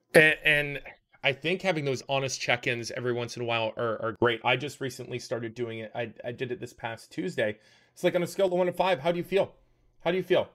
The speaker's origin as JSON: {"language": "English", "country": "Canada", "said": "I'm from Canada"}